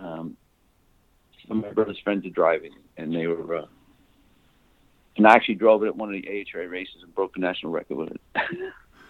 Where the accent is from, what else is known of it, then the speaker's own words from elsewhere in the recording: New York City, New York, United States; I grew up in the Bronx, New York